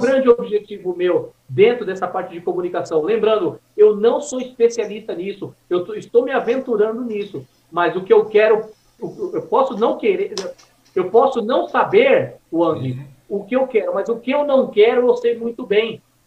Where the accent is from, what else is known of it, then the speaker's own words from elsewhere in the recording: Suzano, São Paulo, Brazil; moved away as an adult; also born or lived in Vila Formosa, São Paulo; now in Mogi das Cruzes, Brazil; eu cresci no Jardim São José, em Suzano, amassando barro, engolindo poeira